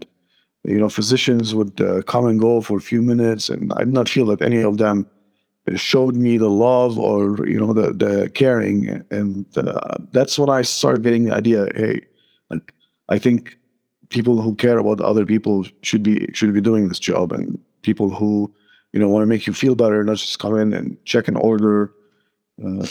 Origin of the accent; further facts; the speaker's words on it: Lebanon; moved away as an adult; also born or lived in North Carolina, United States; now in Phoenix, United States; Born and raised in Lebanon until my mid-20s when I moved to the United States